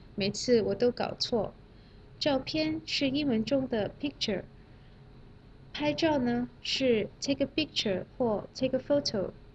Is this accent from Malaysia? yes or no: yes; Malaysia; Chinese is a second language; moved away; 我是来自马来西亚的